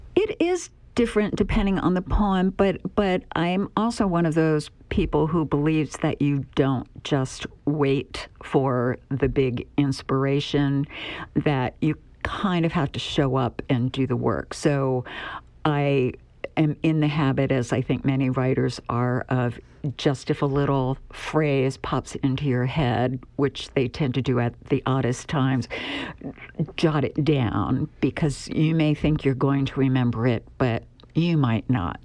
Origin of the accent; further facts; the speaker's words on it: Pennsylvania, United States; also born or lived in Southwest Virginia; now in Nebraska, United States; I'm originally from Pennsylvania and before I moved to Nebraska, I lived in Southwest Virginia